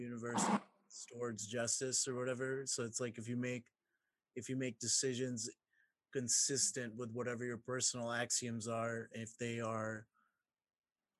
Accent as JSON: {"language": "English", "region": "Mississippi", "country": "United States", "tie": "born or raised there", "said": "I'm also growing up in Mississippi"}